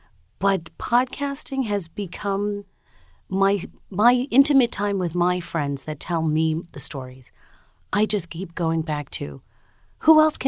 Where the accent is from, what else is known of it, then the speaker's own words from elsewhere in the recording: Long Island, New York, United States; also born or lived in Brooklyn, New York; I was born in New York, in Brooklyn, New York, and raised on Long Island, and I'm American, but I'm also the child of immigrants. My mom is from Haiti. My dad is from Trinidad.